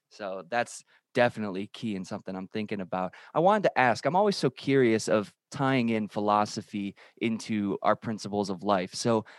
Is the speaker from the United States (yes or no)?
yes; Illinois, United States; I'm from Illinois. We're right outside of the city of Chicago.